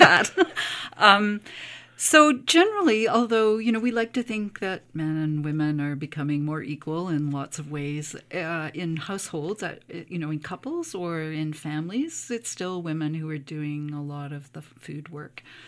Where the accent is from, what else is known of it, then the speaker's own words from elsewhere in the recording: Cape Breton, Nova Scotia, Canada; I grew up in Cape Breton, um, in a small community